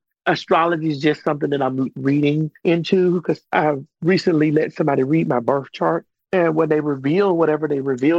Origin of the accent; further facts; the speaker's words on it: Miami, Florida, United States; moved away as an adult; now in Atlanta, United States; I'm originally from Miami, Florida. I moved here to Atlanta maybe about 23, 24 years ago. And I was young then